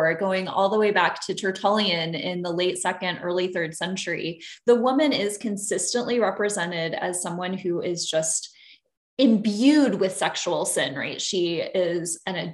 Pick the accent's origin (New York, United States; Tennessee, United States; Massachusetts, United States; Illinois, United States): Illinois, United States; moved away as an adult; now in Santa Barbara, United States; I grew up in Illinois